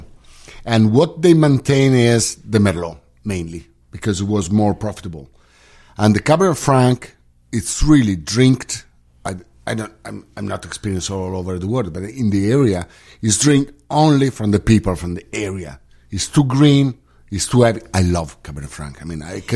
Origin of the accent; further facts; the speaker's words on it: Friuli-Venezia Giulia, Italy; I work for a Veneto winery, but I was born in Friuli. I live in Friuli.